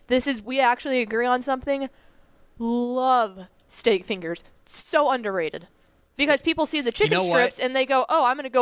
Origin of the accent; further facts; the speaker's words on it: Llano, Texas, United States; moved away; growing up in Lano